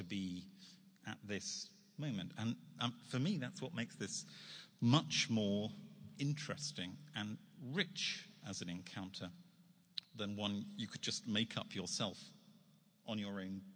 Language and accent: English; United Kingdom; I'm a Brit in New York